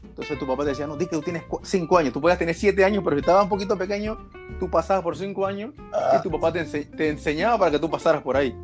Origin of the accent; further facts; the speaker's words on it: Panama; nuestra idiosincrasia como panameño